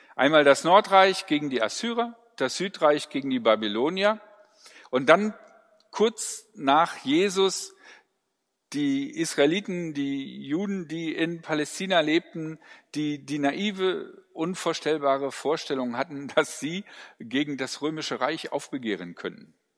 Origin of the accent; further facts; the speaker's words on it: Ruhr area, North Rhine-Westphalia, Germany; ich komme aus dem Ruhrgebiet.